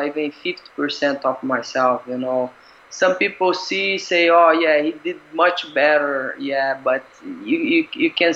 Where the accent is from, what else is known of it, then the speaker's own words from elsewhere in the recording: Brazil; now in Singapore; I'm Brazilian, right? I'm from Brazil, but I feel like Singapore is my home now